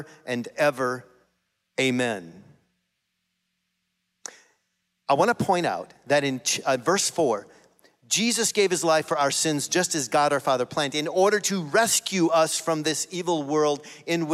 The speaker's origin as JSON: {"language": "English", "country": "United States", "said": "we as American Christians"}